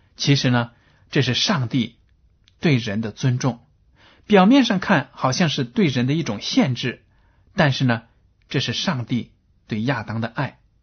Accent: China; 我们中国人

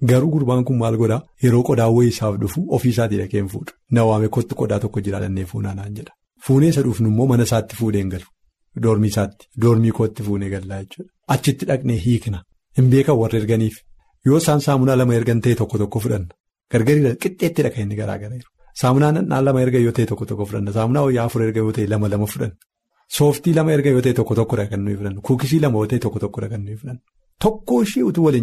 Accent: Wollega, Oromia, Ethiopia; Ani Wallaggaa irraati

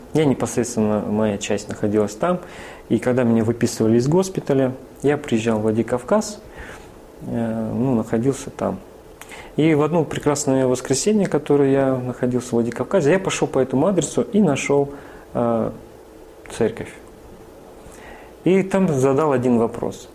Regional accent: Northern Kazakhstan, Kazakhstan; also born or lived in Vladikavkaz / Rostov-on-Don; now in Tula, Russia; она моя землячка угу. северного Казахстана. Я родился в Казахстане

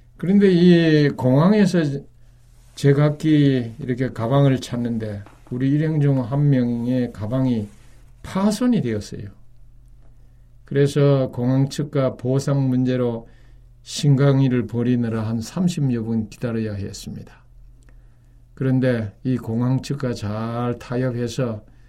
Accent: South Korea; moved away; 저는 이제 외국에 그 오래 사는 동안에 여러 외국인 사람들이 우리 한국인들에게 이 접근해 왔습니다

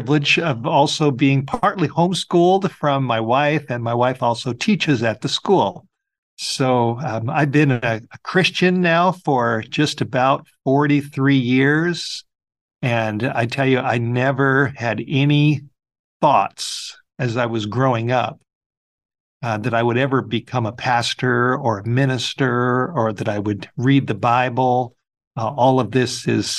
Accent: Los Angeles, California, United States; I grew up in the Hollywood Hills of Southern California, right over the hill from the famous Hollywood sign

